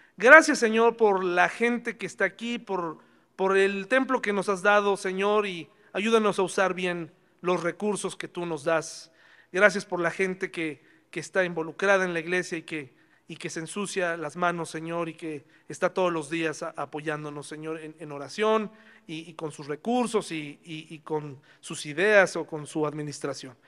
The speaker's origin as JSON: {"language": "Spanish", "country": "Mexico"}